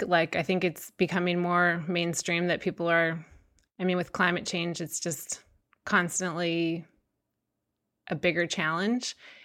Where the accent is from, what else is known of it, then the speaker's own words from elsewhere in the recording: Placer County, California, United States; I grew up in Placer County